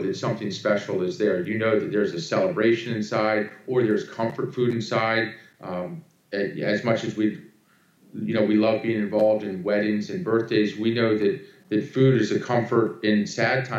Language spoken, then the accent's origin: English; Annapolis, Maryland, United States; now in South Carolina, United States; my brother and I were raised in Annapolis, Maryland